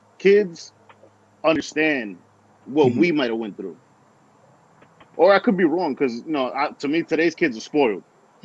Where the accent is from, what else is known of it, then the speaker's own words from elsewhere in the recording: New York, United States; we're from New York.